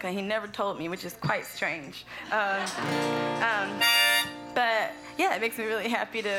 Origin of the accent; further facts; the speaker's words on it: North Carolina, United States; moved away; I, always think I have an accent, but people tell me I don't. If you, if you notice one, it's genuine. I'm originally from North Carolina.